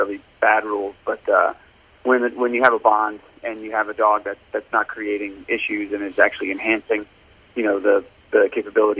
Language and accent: English; suburbs of Washington, D.C. in Virginia, United States; I'm originally from the Washington, D.C. area. I grew up in the suburbs of D.C. in Virginia